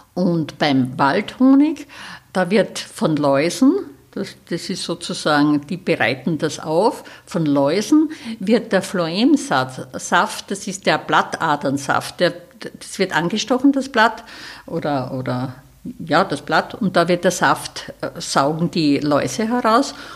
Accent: Styria, Austria; now in Salzburg, Austria; in der Steiermark, in meiner Heimat, in der, jetzt in der Südoststeiermark

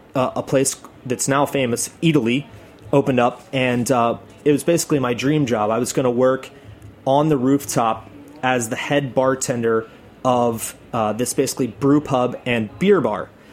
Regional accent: Atlanta, Georgia, United States; now in New York, United States; I'm from Atlanta.

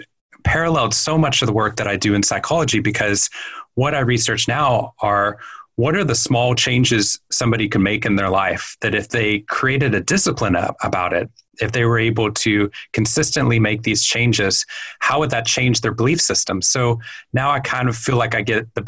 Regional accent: Waco, Texas, United States; moved away as an adult; also born or lived in Boston, Massachusetts; I grew up in Waco, Texas

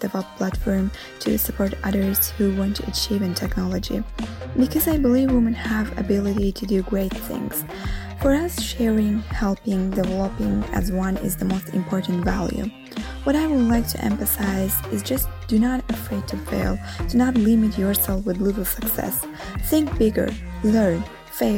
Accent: Azerbaijan; now in Rome, Italy; Although I'm living in Rome, originally I am from Azerbaijan

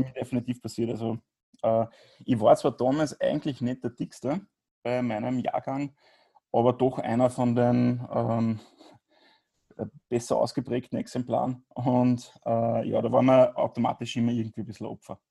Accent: Grieskirchen, Upper Austria, Austria; ich komme aus, aus Oberösterreich.

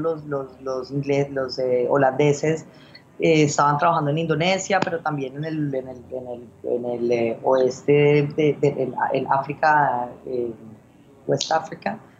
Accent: Colombia; moved away as an adult; also born or lived in Spain; now in Hong Kong; yo crecí en Colombia, pero luego viví en España, luego he vivido aquí

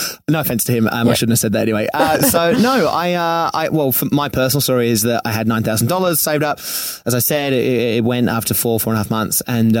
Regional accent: Sydney, New South Wales, Australia; moved away as an adult; also born or lived in Venice Beach, Los Angeles; now in Los Angeles, United States; I come from Manly in Sydney, which is on the beach.

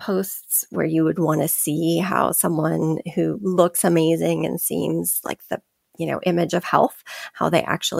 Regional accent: California, United States; I grew up in California

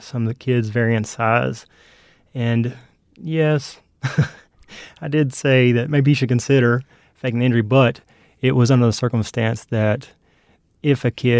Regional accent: North Myrtle Beach, South Carolina, United States; also born or lived in Kingsport, Tennessee; Yes, I grew up in North Myrtle Beach, South Carolina, in Kingsport, Tennessee.

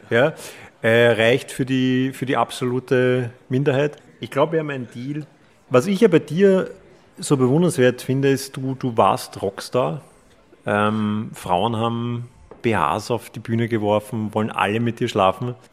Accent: Klosterneuburg, Lower Austria, Austria; Ich komme auch aus Klosterneuburg. Wir teilen quasi denselben Fast denselben Wohnsitz.

